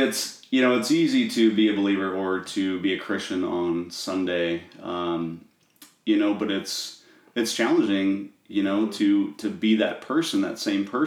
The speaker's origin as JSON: {"language": "English", "town": "Norwalk", "country": "United States", "tie": "born or raised there", "said": "I grew up in Norwalk"}